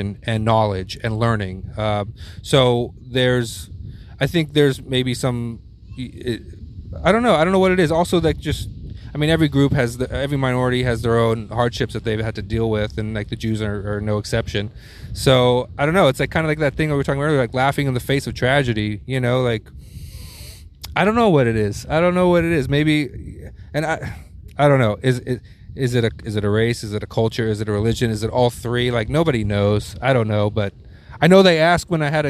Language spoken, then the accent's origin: English; Houston, Texas, United States; moved away; a scared Jewish little white kid growing up in Houston, Texas